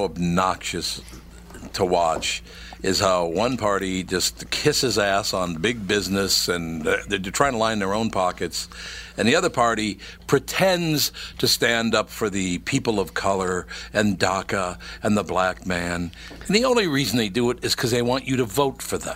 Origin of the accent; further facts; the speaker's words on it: Minneapolis, Minnesota, United States; When I grew up in North Minneapolis, since I was a little kid